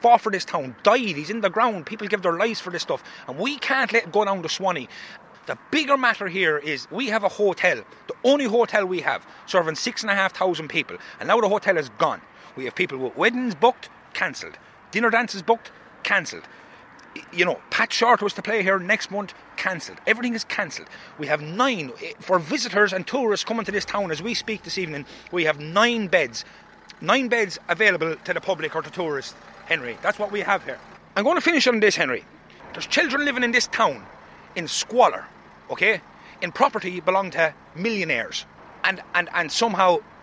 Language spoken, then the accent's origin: English; Roscrea, Munster, Ireland; I'm from Roscrea.